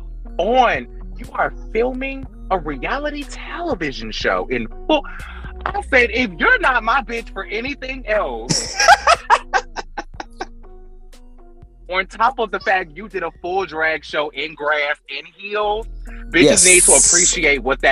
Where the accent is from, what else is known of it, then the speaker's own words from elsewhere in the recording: North Carolina, United States; now in Alabama, United States; I'm from North Carolina